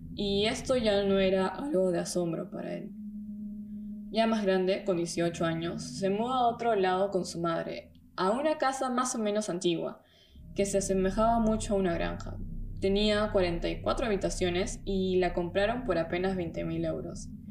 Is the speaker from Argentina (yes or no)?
no; Peru; now in Germany; soy de Perú, vivo hace un tiempo en Alemania